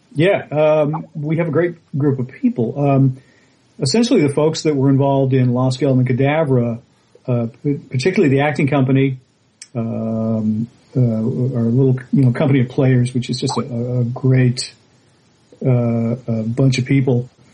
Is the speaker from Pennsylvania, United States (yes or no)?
no; Boston, Massachusetts, United States; I grew up in Boston